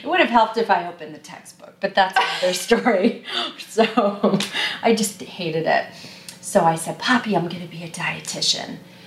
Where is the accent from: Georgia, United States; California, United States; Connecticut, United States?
Connecticut, United States; moved away; also born or lived in New York; Originally from Connecticut